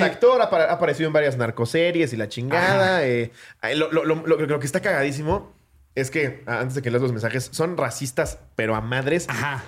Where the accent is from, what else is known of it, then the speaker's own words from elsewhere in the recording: Mexico; decir que soy mexicano